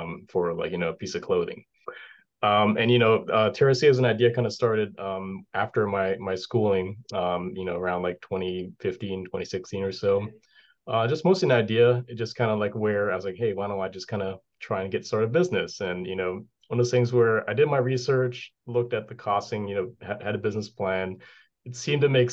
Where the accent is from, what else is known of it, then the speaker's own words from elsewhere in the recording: Hawaii, United States; moved away as an adult; also born or lived in West Coast / Boston; now in New Hampshire, United States; I'm from Hawaii. So, you know, one of those things where there's no snow